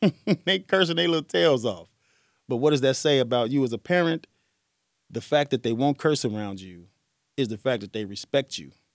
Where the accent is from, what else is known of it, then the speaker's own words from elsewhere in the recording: Arkansas, United States; But man, if it's 11 people in my house and I came from Central Arkansas and became the man